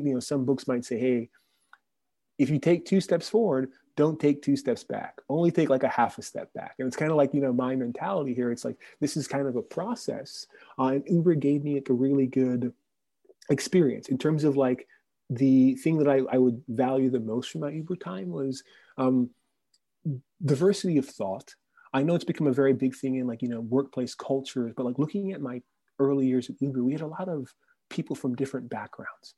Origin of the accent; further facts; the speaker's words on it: Orlando, Florida, United States; moved away; I grew up in Orlando